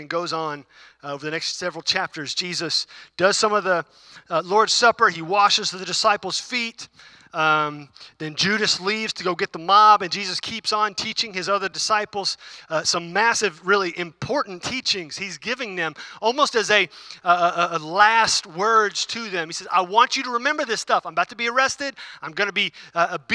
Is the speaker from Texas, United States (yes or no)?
yes; Houston, Texas, United States; I grew up in Houston, though, too